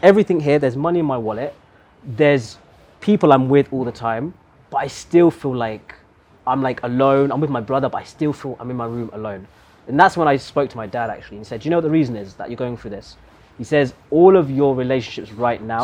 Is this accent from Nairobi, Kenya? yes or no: no; Meru, Meru County, Kenya; we're both from Meru